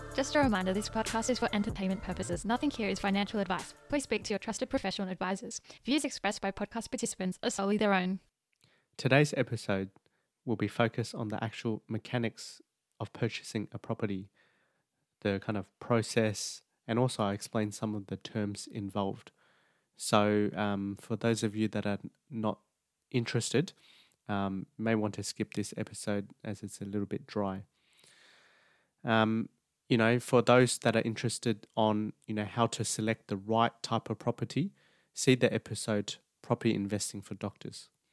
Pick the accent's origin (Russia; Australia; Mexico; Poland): Australia; New South Wales; New South Wales predominantly, just because that's my home state